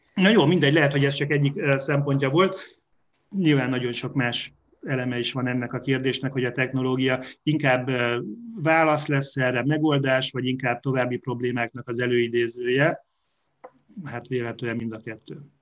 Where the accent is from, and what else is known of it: Hungary